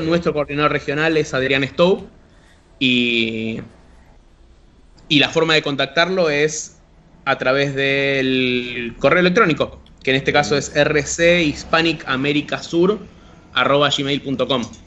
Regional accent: Argentina; nosotros como comunidad argentina

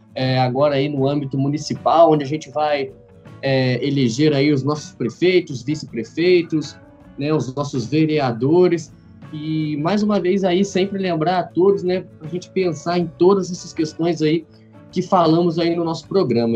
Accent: Três Rios, Rio de Janeiro, Brazil; eu e o Gabriel nós somos da cidade de Três Rios

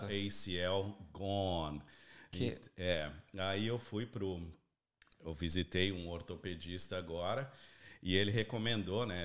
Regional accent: São Paulo, Brazil; moved away as an adult; now in Australia; Eu sou nascido e criado na Avenida Paulista

